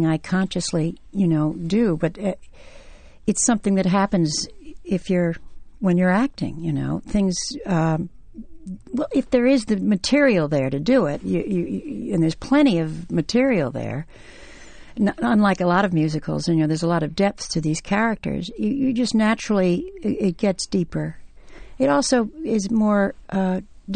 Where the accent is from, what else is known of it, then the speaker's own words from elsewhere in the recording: the South, United States; I grew up in the South